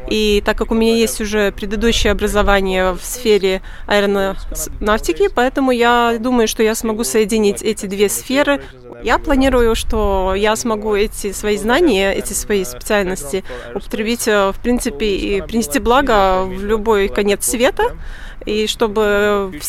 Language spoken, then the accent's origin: Russian; Punjab, India; Russian is a second language; Я окончила программу бакалавра по аэронавтике в Индии, в моем родном городе Панджаб.